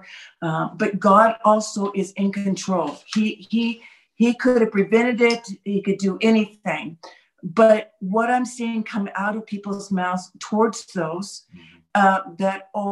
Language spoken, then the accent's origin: English; United States; also born or lived in Jerusalem; now in Galilee, Israel; I'm of course, am just the American person, just American